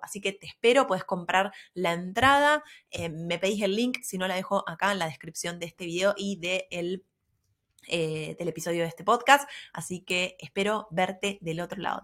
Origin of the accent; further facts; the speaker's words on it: Argentina; siendo del interior, no es lo mismo que vivir en Buenos Aires